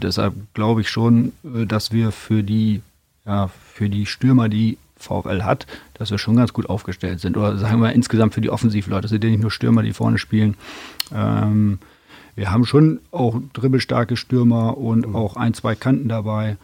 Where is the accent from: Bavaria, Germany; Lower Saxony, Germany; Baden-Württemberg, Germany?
Lower Saxony, Germany; Oldenburg; also born or lived in Meppen; in Oldenburg damals groß geworden